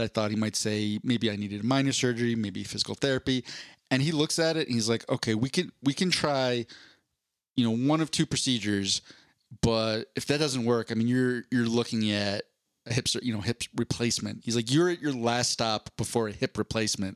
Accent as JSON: {"language": "English", "town": "Philadelphia", "region": "Pennsylvania", "country": "United States", "tie": "born or raised there", "moved": "yes", "lives_now": "Denver, United States", "said": "I grew up in Philadelphia"}